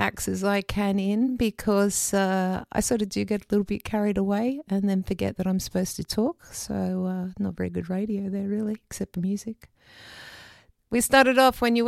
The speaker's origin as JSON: {"language": "English", "country": "Australia", "moved": "as an adult", "said": "I love being an Australian. I'm very proud of being an Australian"}